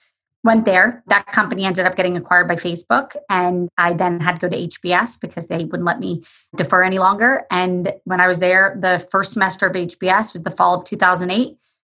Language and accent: English; Florida, United States; I grew up in Florida and family of doctors and nurses